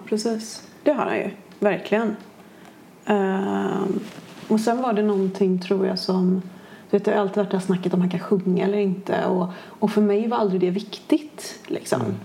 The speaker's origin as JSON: {"language": "Swedish", "town": "Kungälv", "region": "Västra Götaland", "country": "Sweden", "tie": "born or raised there", "also_born_or_lived": "Gothenburg", "said": "annars är jag uppvuxen i Kungälv."}